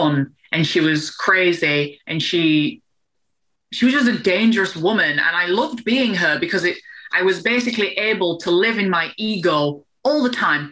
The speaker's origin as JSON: {"language": "English", "region": "England", "country": "United Kingdom", "said": "I'm English"}